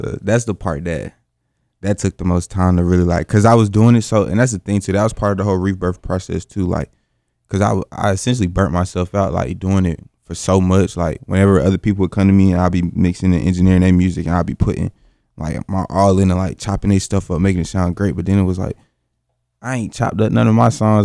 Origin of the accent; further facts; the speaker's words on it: Greensboro, North Carolina, United States; from Greensboro, North Carolina, born and raised